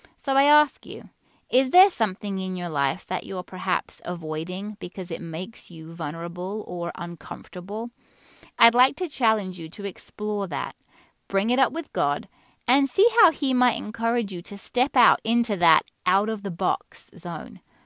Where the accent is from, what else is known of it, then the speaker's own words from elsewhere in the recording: England, United Kingdom; moved away; Many of you listening to this will hear a faint accent in my voice. Some would say not so faint. That's because I grew up in England.